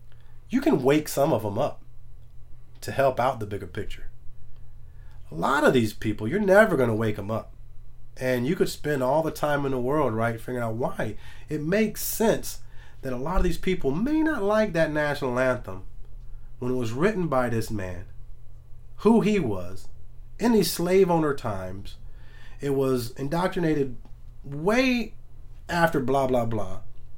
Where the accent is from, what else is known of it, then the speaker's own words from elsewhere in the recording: Macon, Georgia, United States; I grew up in Macon County. I was born in Macon, Georgia.